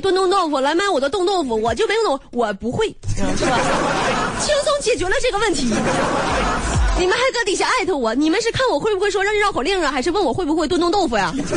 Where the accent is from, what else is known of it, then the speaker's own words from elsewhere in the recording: Northeast China, China; accent: 大碴子味儿 (Northeastern/Dongbei); 我这一嘴大碴子味儿